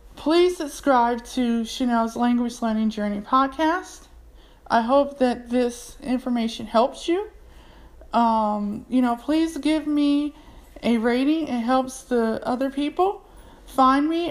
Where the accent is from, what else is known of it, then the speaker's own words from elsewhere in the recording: United States; accent: American English; first language English; I'm from America. I speak American English